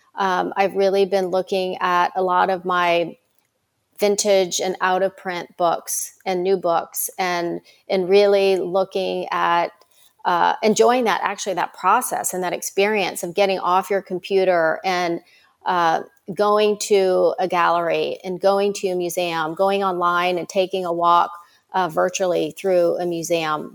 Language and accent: English; Myrtle Beach, South Carolina, United States; I grew up in Myrtle Beach, South Carolina